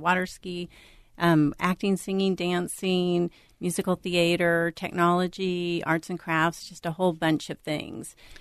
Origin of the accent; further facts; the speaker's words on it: Florida, United States; now in Minnesota, United States; I'm from Florida originally